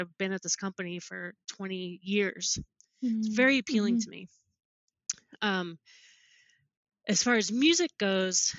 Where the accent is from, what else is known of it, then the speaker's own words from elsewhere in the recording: New Jersey, United States; moved away as an adult; also born or lived in Alaska / Salt Lake City / California; I'm originally from New Jersey also